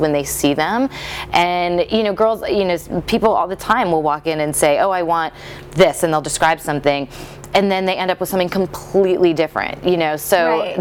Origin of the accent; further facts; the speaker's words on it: Midwest, United States; moved away; I grew up in the Midwest